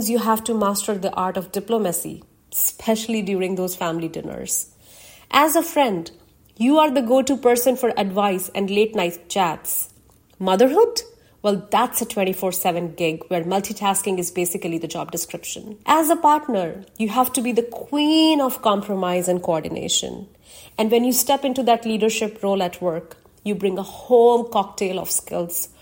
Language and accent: English; India; Being an Indian and a Hindu woman are parts of my identity that I was born